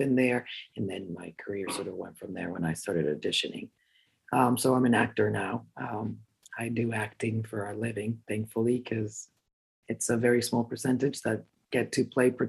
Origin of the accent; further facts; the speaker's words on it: Cancun, Quintana Roo, Mexico; born and raised in Cancun, Mexico